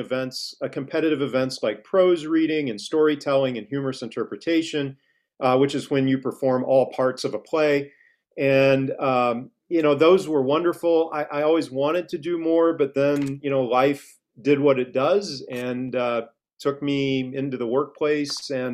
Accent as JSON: {"language": "English", "town": "Cape Girardeau", "region": "Missouri", "country": "United States", "tie": "born or raised there", "also_born_or_lived": "St. Louis, Missouri", "moved": "as an adult", "lives_now": "Christiansburg, United States", "said": "I grew up in the Midwest in a small town in Missouri called Cape Girardeau, right on the Mississippi River, about 2 hours south of St. Louis"}